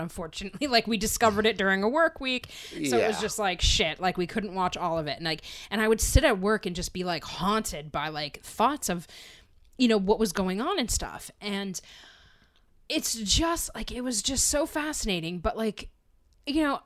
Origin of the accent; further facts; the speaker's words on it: Pennsylvania, United States; where I grew up in Pennsylvania